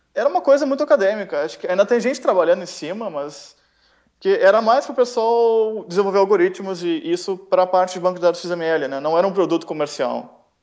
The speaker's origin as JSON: {"language": "Portuguese", "town": "Porto Alegre", "region": "Rio Grande do Sul", "country": "Brazil", "tie": "born or raised there", "also_born_or_lived": "São Paulo", "moved": "as an adult", "lives_now": "Bordeaux, France", "said": "Eu sou paulista, mas cresci em Porto Alegre."}